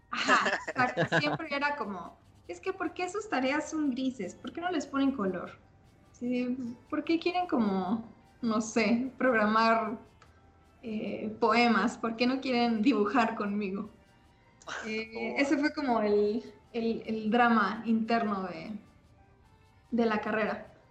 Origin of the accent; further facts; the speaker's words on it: Mexico; no había nadie más de México, entonces eso me, hacía sentir un poco especial. Y como buena mexicana